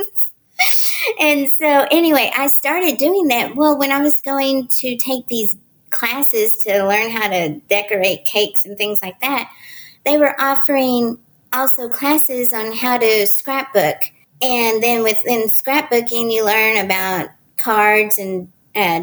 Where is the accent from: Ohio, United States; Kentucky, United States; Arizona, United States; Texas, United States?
Texas, United States; Dallas; I'm from Dallas, Texas.